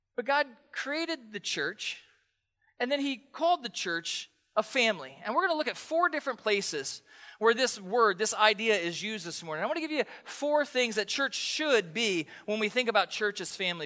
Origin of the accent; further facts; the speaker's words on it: East Coast, United States; now in Pacific Northwest, United States; I grew up on the East Coast